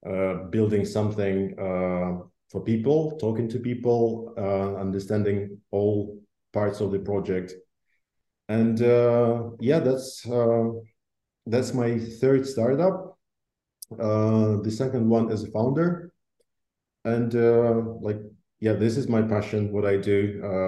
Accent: Russia; born there; also born or lived in Belarus; So I was born in Russia, then moved to Belarus. Since then, traveled a lot and used to live in different countries, United States and in Europe, traveled in Asia.

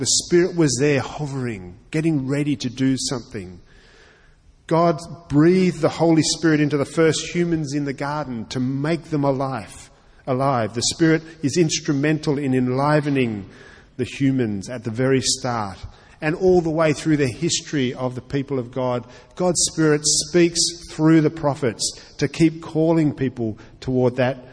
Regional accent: Australia; I'm also an Australian

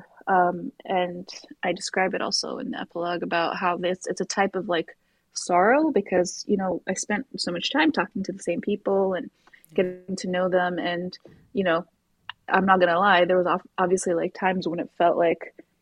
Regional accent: Morocco; moved away as an adult; now in Canada; I grew up in Morocco

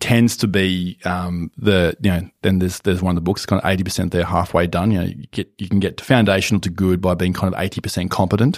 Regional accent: Brisbane, Queensland, Australia; moved away as an adult; now in Melbourne, Australia; I grew up in Brisbane

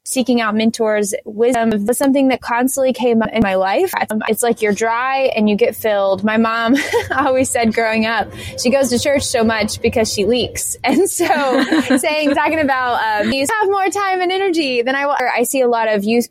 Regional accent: outside Fayetteville, Southern North Carolina, United States; I grew up in Southern North Carolina. It's right outside of Fayetteville

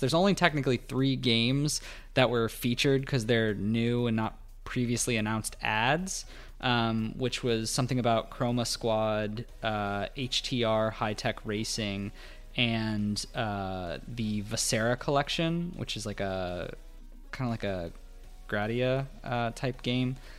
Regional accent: United States; as an American

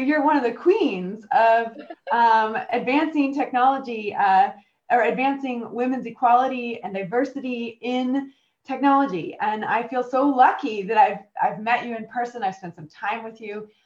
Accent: United States; moved away as an adult; now in United Kingdom; I am American and I've got permanent residency here

